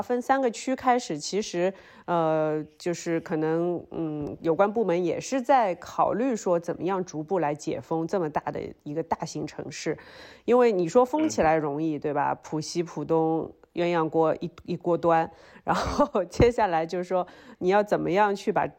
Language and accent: Chinese; Shanghai, China; moved away as an adult; also born or lived in Beijing; now in Hengdian, China; 因为我作为一个上海人